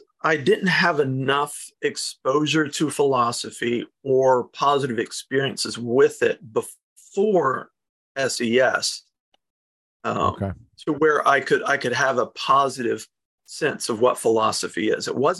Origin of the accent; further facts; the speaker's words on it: South Carolina, United States; South Carolina.